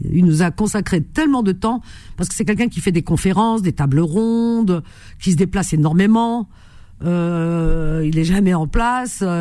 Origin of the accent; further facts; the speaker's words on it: Tunisia; suis de Tunisie.